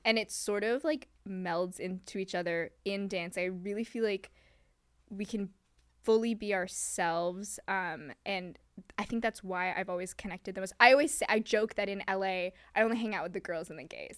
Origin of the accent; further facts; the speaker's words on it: Hong Kong; also born or lived in New York; now in Los Angeles, United States; I was born in Hong Kong